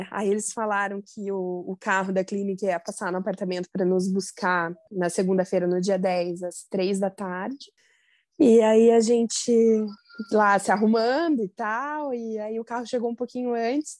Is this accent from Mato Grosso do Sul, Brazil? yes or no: no; Joinville, Santa Catarina, Brazil; now in Curitiba, Brazil; eu sou de Joinville, moro em Curitiba